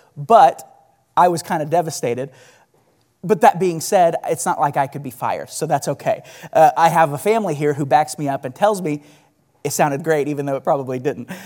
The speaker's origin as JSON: {"language": "English", "town": "Bixby", "region": "Oklahoma", "country": "United States", "tie": "born or raised there", "said": "I grew up in Bixby, and I lived there pretty much my entire life"}